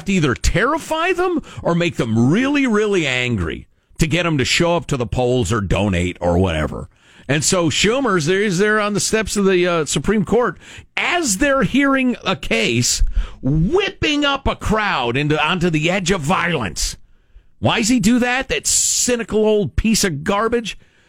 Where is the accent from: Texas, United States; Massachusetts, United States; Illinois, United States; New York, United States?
New York, United States; Brooklyn; I'm from Brooklyn. We speak in strong language.